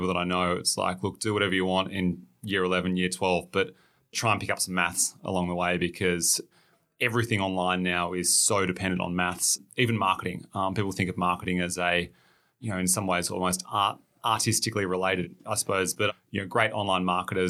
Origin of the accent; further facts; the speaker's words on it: Tasmania, Australia; So I grew up in Tasmania, finished year 12 down there.